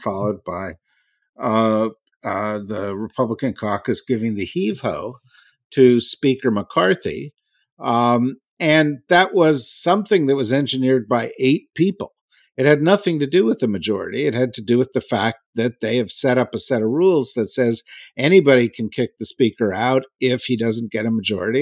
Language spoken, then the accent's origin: English; Urbana, Illinois, United States; somebody who was born in Illinois, I can relate. Although I was born in Urbana, Illinois